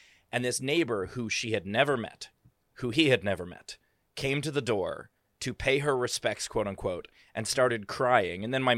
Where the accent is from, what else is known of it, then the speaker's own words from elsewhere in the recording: Queens, New York, United States; I am a bit of an expert on it because I am from Queens, New York